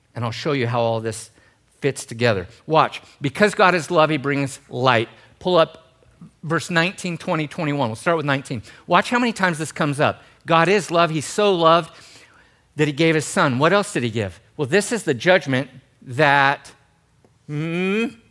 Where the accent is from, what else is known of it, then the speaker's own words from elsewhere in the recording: Gold Beach, Oregon, United States; I grew up in Gold Beach, Oregon.